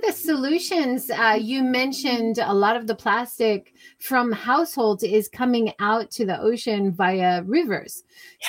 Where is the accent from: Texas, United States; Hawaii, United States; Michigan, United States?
Hawaii, United States; now in Japan; I grew up in Hawaii.